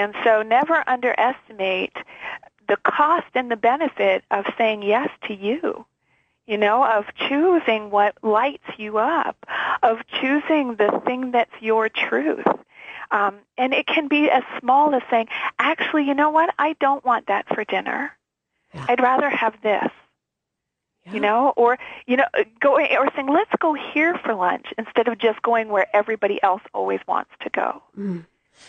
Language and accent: English; Canada; being Canadian